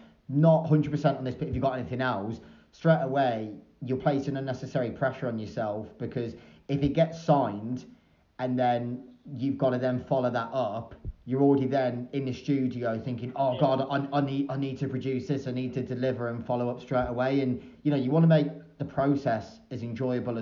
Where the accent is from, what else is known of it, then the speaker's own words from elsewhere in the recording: Shrewsbury, West Midlands, United Kingdom; moved away; when I was growing up in Shrewsbury